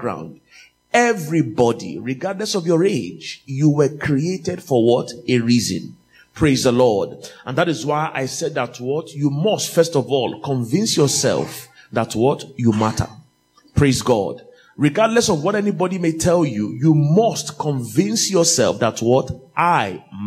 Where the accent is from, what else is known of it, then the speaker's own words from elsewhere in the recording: Nigeria; moved away as an adult; now in United Kingdom; I came from Nigeria to do my master's, and my plan when I was coming from Nigeria was that I would only do 2 years and I would go back.